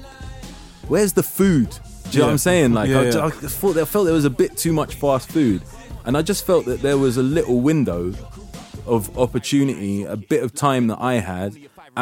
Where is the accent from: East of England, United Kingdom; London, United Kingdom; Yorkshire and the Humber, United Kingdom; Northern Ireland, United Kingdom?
London, United Kingdom; being a Londoner and being mixed race